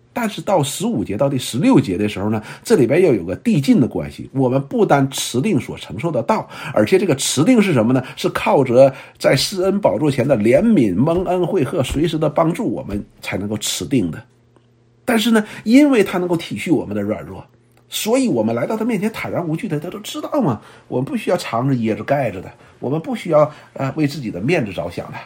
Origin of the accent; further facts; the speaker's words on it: China; 我们中国人读过很多的圣贤书啊